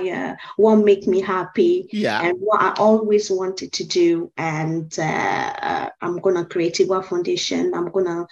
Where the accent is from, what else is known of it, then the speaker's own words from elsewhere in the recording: Côte d’Ivoire; moved away as an adult; I'm originally from the Ivory